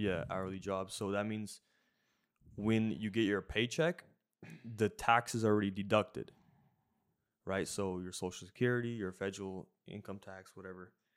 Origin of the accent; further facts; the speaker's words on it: Washington, United States; moved away as an adult; also born or lived in Jacksonville, Florida; we grew up in Washington